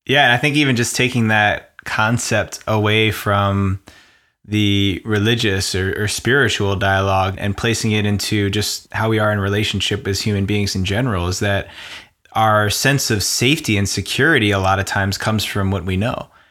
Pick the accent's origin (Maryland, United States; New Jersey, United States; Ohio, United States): New Jersey, United States; I grew up in New Jersey, right outside of New York